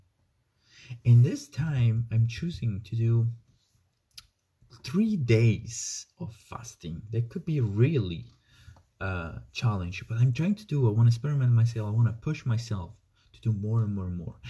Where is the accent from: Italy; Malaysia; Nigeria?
Italy; moved away; I came from Italy, the country of food